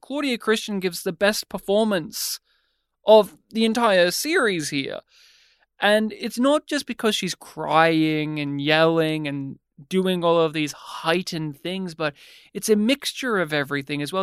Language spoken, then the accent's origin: English; Australia; we're Australian